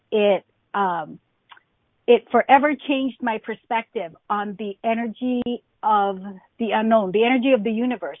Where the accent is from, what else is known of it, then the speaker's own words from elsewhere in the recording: Hawaii, United States; I grew up in Hawaii